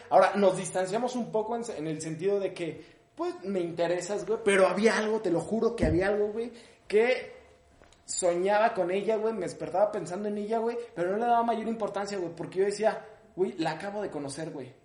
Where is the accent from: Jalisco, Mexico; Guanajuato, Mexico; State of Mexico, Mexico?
State of Mexico, Mexico; Ecatepec; si soy de Catepec